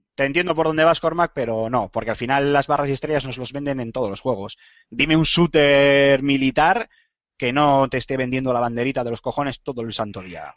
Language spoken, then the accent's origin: Spanish; Spain; Aquí somos muy extremistas en ese sentido